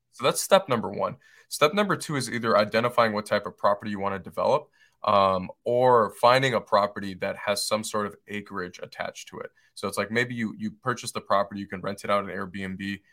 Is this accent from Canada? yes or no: no; Detroit, Michigan, United States; moved away as an adult; now in Asheville, United States; where I grew up, where I grew up in Detroit, Michigan